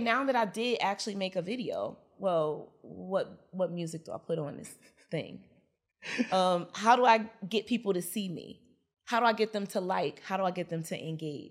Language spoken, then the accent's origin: English; Newark, New Jersey, United States; I'm also born and raised in Newark, New Jersey.